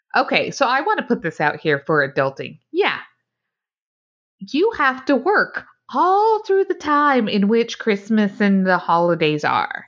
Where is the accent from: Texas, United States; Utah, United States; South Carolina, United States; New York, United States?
Utah, United States; growing up in Utah, I didn't realize there was, like, more than one church